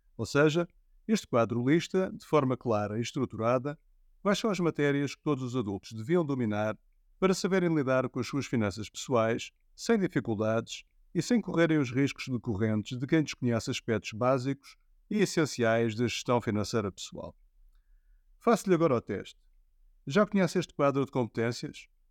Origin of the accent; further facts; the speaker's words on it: Portugal; envergonha-me enquanto português